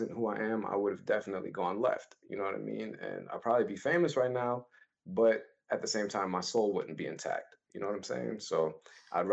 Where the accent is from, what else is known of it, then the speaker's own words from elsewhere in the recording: New York City, New York, United States; I was born and raised in Brooklyn, East Flatbush, New York